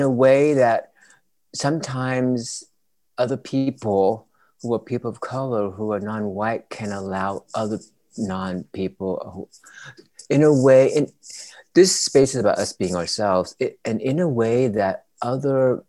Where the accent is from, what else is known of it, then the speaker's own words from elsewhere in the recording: Vietnam; moved away; I'm still from Vietnam